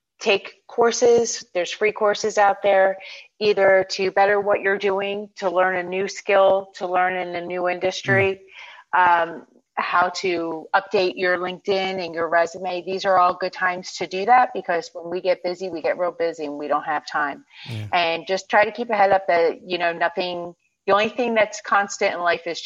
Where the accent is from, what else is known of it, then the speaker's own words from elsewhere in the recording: Philadelphia, Pennsylvania, United States; also born or lived in Miami; now in Orlando, United States; I'm from Philly